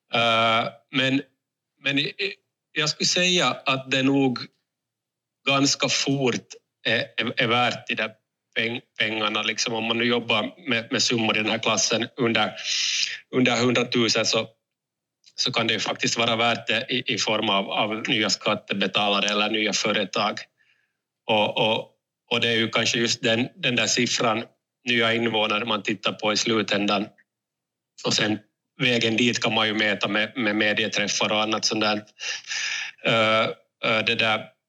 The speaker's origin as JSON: {"language": "Swedish", "town": "Raseborg", "region": "Uusimaa", "country": "Finland", "said": "jag kommer själv från Raseborg"}